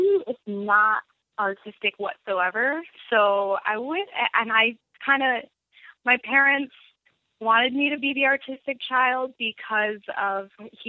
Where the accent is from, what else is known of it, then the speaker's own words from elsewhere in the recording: Grand Ledge, Michigan, United States; also born or lived in Lansing; Yes, near Lansing, Grand Ledge, Michigan. It's like a nowhere.